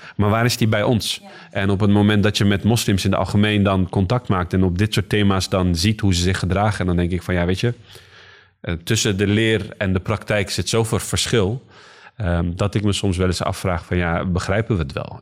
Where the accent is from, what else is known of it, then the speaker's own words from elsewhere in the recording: Rotterdam, South Holland, Netherlands; now in Schiedam, Netherlands; ik ben hier geboren en getogen in Rotterdam